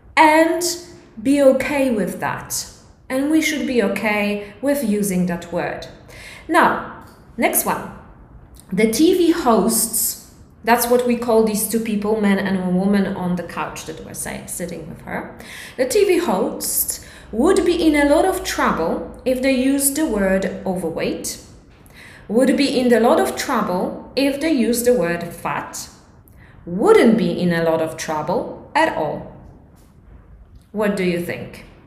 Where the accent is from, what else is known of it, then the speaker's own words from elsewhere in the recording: Poland; English is a second language; it is a little bit uh, difficult for Polish people because our grammar is completely different